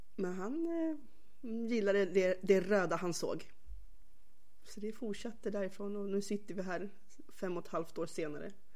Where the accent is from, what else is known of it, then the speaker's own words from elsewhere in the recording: Stockholm, Stockholm County, Sweden; jag är uppväxt faktiskt på Röda linjen i Stockholm, i själva Skärholmen